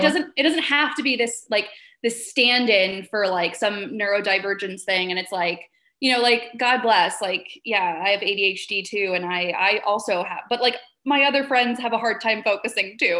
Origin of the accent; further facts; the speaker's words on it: Vermont, United States; I grew up in Vermont